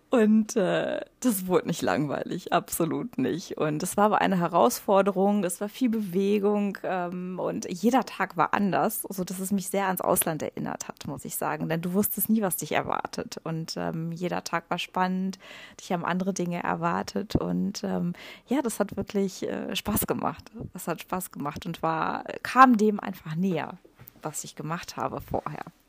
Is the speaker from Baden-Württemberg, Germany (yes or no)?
no; Ruhr area, North Rhine-Westphalia, Germany; moved away as an adult; also born or lived in Poland / Rhodes, Greece / Dominican Republic; now in Mallorca, Spain; Ich bin im Ruhrgebiet groß geworden, äh, gebürtig aus Polen, in Polen geboren. Als ich zwei war, sind meine Eltern nach Deutschland gegangen